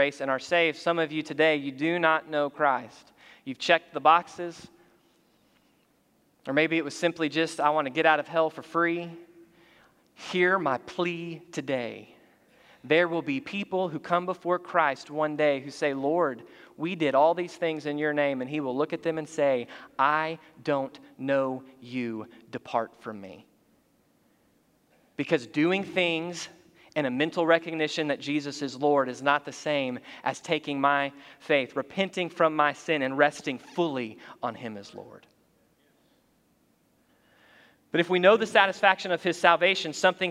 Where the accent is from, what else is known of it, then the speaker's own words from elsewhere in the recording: United States; we're American by physical citizenship